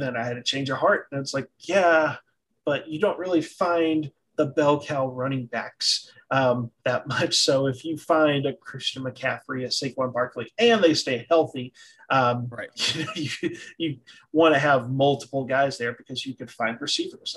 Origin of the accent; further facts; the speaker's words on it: the South, United States; I'm from the South. The South is typically more conservative